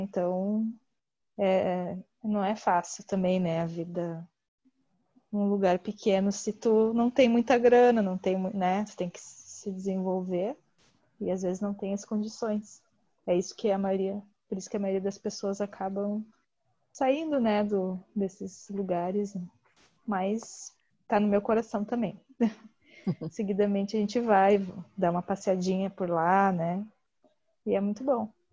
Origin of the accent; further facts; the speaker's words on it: Gravataí, Rio Grande do Sul, Brazil; Eu sou Gravataí, é, região metropolitana aqui de Porto Alegre